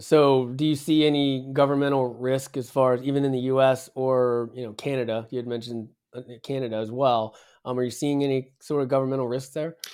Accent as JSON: {"language": "English", "region": "West Virginia", "country": "United States", "said": "I'm from West Virginia, so we're used to mining coal"}